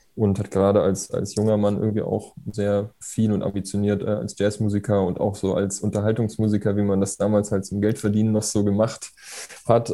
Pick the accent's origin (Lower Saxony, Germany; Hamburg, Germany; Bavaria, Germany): Bavaria, Germany; Erlangen; born or raised there